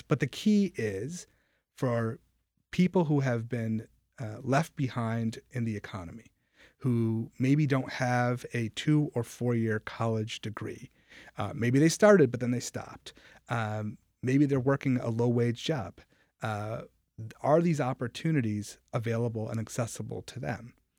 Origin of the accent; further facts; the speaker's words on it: Rochester, New York, United States; I grew up in Rochester